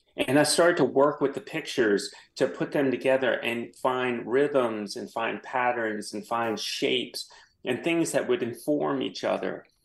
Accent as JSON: {"language": "English", "town": "New Orleans", "region": "Louisiana", "country": "United States", "said": "I am from New Orleans. I came back and worked for the Times Picayune"}